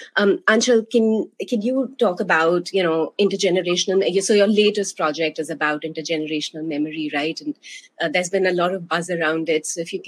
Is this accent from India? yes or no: yes; India; moved away as an adult; now in Maine, United States; I grew up in India and I was there for the first 25 years of my life